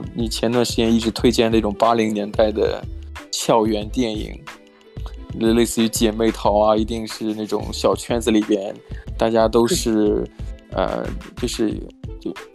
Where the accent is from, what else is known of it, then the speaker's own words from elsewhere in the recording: China; moved away; 拜托我也是中国来的